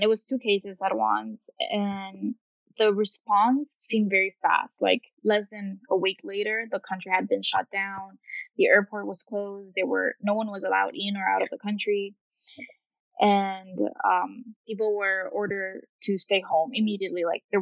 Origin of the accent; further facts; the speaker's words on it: Tegucigalpa, Francisco Morazán, Honduras; moved away as an adult; also born or lived in Virginia, United States; I was born here in Tegucigalpa, Honduras, and I lived here all my life until I was 19 when I moved to the States for studying reasons.